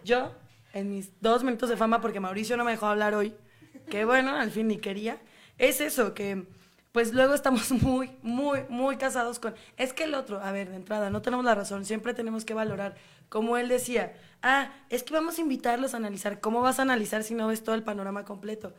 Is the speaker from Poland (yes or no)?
no; Mexico; nosotros somos mexicanos